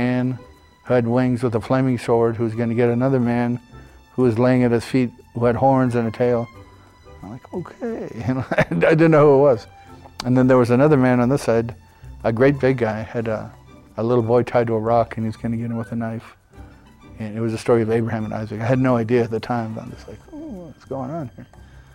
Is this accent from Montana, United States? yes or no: yes; Helena, Montana, United States; also born or lived in Seattle, Washington; my dad was discharged from the Navy, so they came back to Helena. And I grew up there